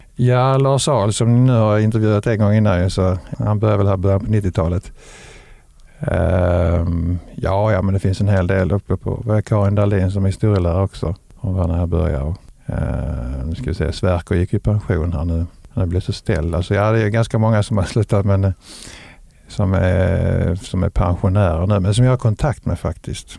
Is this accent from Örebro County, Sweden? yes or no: no; Lund, Skåne, Sweden; also born or lived in Ystad; now in Veberöd, Sweden; jag kommer från Lund